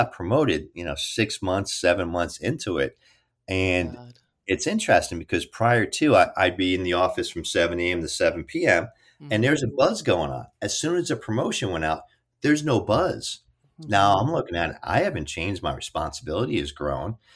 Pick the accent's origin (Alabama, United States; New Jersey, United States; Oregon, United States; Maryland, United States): New Jersey, United States; Kearny; I was raised in Kearny, New Jersey, North Jersey, Hudson County